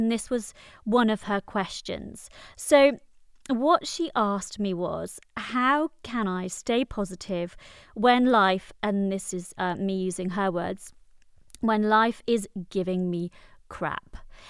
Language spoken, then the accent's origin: English; Wales, United Kingdom; People often tell me I don't sound Welsh, even though I am from Wales, but I think it came out then.